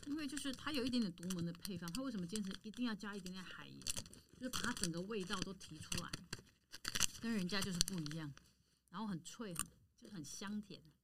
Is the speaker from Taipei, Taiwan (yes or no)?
yes; Taipei, Taiwan; 因为我就来自迪化街嘛。当然我娘家本身就是在迪化街从事香菇跟坚果的大盘批发商，我们已经做了七十年了